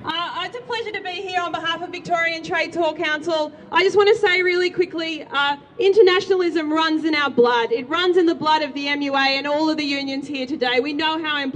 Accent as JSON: {"language": "English", "country": "Greece", "moved": "yes", "lives_now": "Australia", "said": "my home country, Greece"}